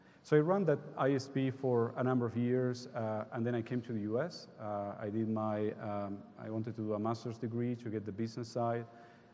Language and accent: English; Uruguay; moved away; I was raised and born in Uruguay